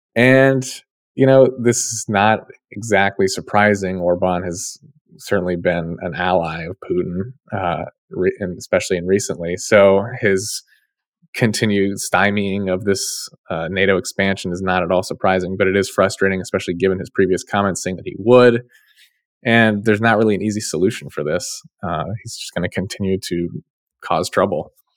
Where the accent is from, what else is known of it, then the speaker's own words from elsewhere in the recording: Ohio, United States; my home state